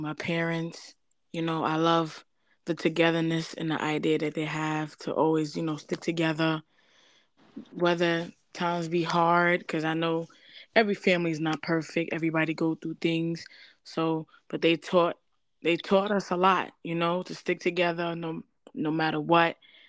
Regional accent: New York City, New York, United States; I am from New York City, Jamaica, Queens, South Side.

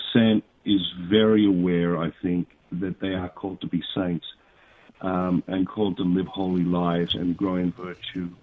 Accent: Sydney, New South Wales, Australia; I was born in St Martha's Hospital in Sydney, Australia.

